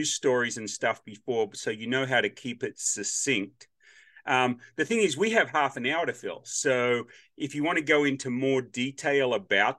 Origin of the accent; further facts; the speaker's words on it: Australia; now in United States; me being from Australia